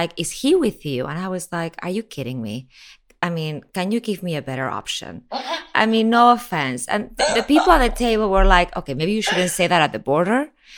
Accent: Miami, Florida, United States; also born or lived in Spain / Mexico; I mean, I was born in Spain, I was raised in Miami, lived in Mexico, then went back to Mexico

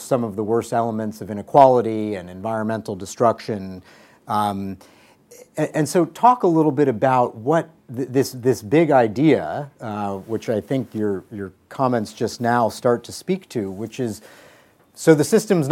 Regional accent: United States

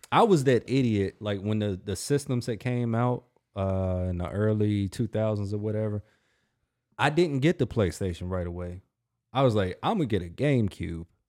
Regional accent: United States; I'm an American too

